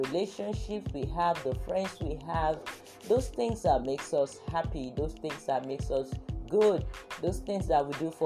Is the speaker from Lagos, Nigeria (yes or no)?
yes; Lagos, Nigeria; I was actually born in Lagos. I grew up in Lagos.